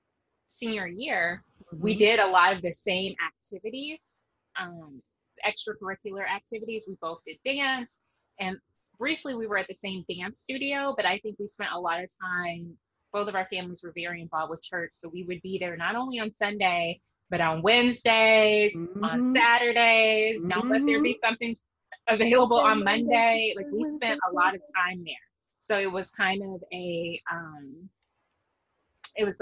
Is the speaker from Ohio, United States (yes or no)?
no; Little Rock, Arkansas, United States; I grew up in Arkansas. Both of my parents are from Arkansas